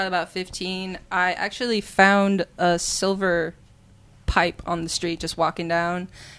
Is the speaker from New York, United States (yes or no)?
no; Miami, Florida, United States; now in Bartlesville, United States; I'm from Miami, Florida. I currently live in Bartlesville.